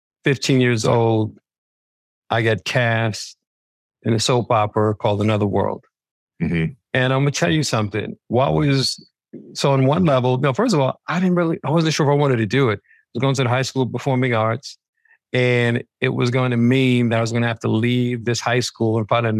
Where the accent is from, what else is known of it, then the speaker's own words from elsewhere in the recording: New York City, New York, United States; I grew up in the Bronx